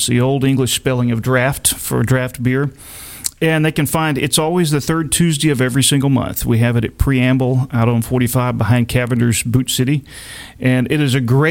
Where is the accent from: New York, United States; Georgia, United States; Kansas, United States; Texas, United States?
Texas, United States; Dickinson; I grew up in Dickinson, Texas, right down the road